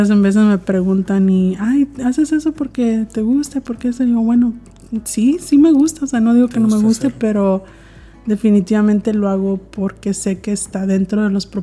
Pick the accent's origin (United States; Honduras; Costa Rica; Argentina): United States; Brownsville, Texas; also born or lived in Monterrey, Nuevo León, Mexico; de Brownsville, Brownsville, Texas, en la frontera con Matamoros, Tamaulipas. Entonces ahí crecí. Entonces me considero, pues, sí mexicana